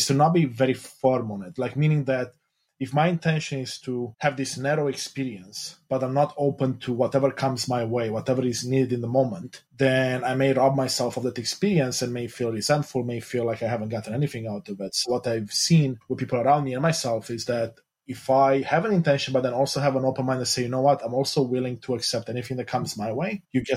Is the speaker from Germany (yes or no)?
no; Romania; moved away; I grew up in Romania, Eastern Europe, a Christian Orthodox